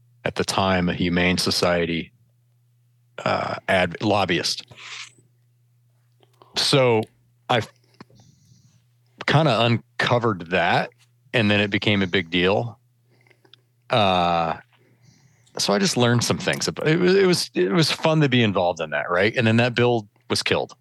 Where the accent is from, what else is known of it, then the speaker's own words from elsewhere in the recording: Michigan, United States; I grew up in Michigan